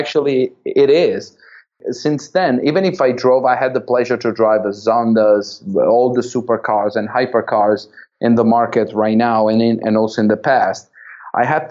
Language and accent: English; Verona, Veneto, Italy; company where I was born in Verona, in north of Italy